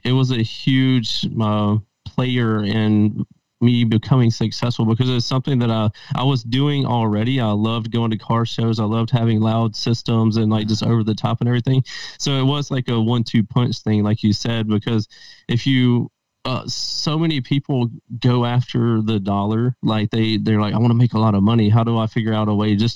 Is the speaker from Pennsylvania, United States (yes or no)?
no; Mississippi, United States; moved away as an adult; now in Las Vegas, United States; I'm from Mississippi, and that's where I was born and raised at. And I've transplanted out to Las Vegas about 7 years ago.